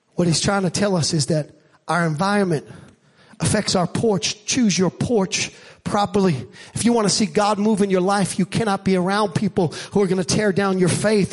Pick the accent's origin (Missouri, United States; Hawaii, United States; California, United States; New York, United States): New York, United States; New York City; I grew up in Staten Island and in Staten Island, we didn't have a porch per se. We had a stoop